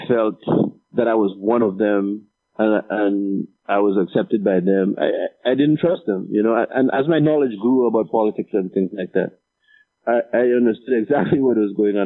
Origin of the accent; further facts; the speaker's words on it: Dominica; moved away as an adult; also born or lived in Marigot, Dominica; I studied the Bible a lot growing up in Dominica